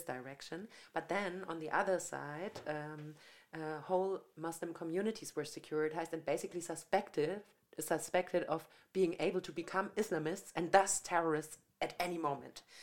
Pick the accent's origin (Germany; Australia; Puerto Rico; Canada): Germany; Franconia, Bavaria; moved away as an adult; also born or lived in Munich; I came from Franconia